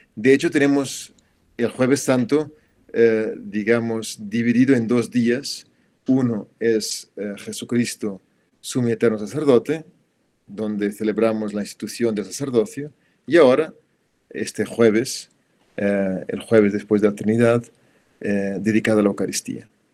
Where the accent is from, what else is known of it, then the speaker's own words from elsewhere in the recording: Portugal; moved away; también en mi país, en Portugal, se celebra el jueves